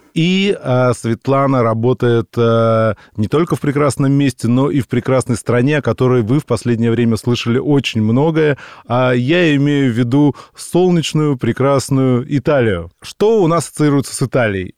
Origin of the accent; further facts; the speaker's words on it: Moscow, Russia; Мы, москвичи, вообще акаем